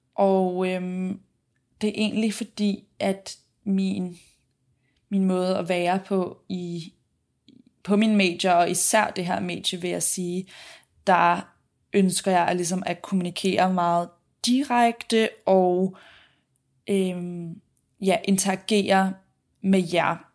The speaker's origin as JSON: {"language": "Danish", "town": "Copenhagen", "region": "Capital Region of Denmark", "country": "Denmark", "moved": "as an adult", "lives_now": "Sydney, Australia", "said": "jeg blandt andet har været hjemme i København"}